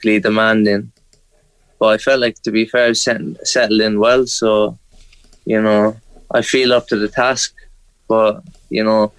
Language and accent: English; Ireland; now in Scotland; being an Irish kid